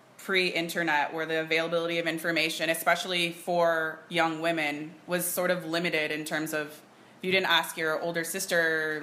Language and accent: English; Canada; we're Canadian.